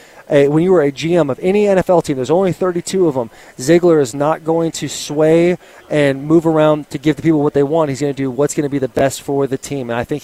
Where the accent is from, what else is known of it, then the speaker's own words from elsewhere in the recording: Arizona, United States; So I grew up here in Arizona, the maybe the best state in the entire union, and I went to Chaparral High School my senior year.